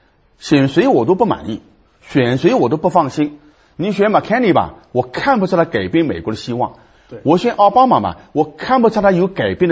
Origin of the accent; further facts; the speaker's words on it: China; 从我们中国人看起来，你算不了什么英雄，是吧？